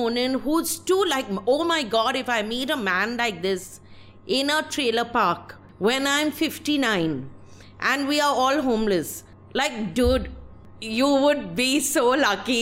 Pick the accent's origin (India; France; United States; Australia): India; West Bengal; I'm from Bengal. We have very slow films there also